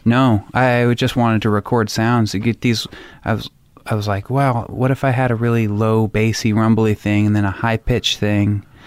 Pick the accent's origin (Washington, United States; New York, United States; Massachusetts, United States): Washington, United States; Anacortes; also born or lived in Olympia; I grew up outside of Anacortes, so Anacortes is a small town, but I grew up five miles out into the woods